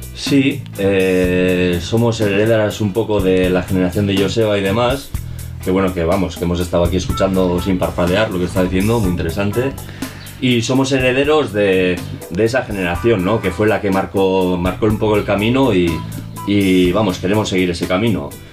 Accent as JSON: {"language": "Spanish", "town": "Galdakao", "region": "Basque Country", "country": "Spain", "moved": "yes", "lives_now": "Bilbao, Spain", "said": "yo vengo de otro pueblo, soy de Galdaco, y pues me vine aquí"}